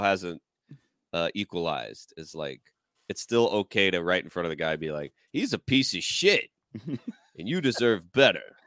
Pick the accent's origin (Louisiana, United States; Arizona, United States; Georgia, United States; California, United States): Georgia, United States; moved away; we were in Georgia and like my at my hometown